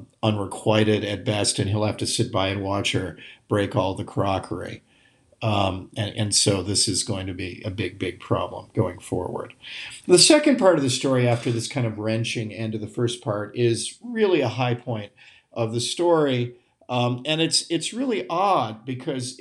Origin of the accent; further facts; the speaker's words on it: Midwest, United States; also born or lived in St Andrews, Scotland; I'm a Midwesterner